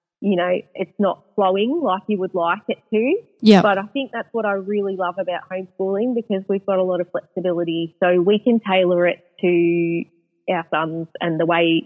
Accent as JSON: {"language": "English", "region": "Victoria", "country": "Australia", "said": "We're from Victoria and we've made it around to WA"}